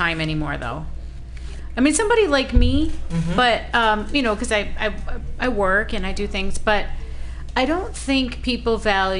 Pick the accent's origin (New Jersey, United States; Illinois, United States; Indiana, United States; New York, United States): New York, United States; Buffalo; I'm from Buffalo.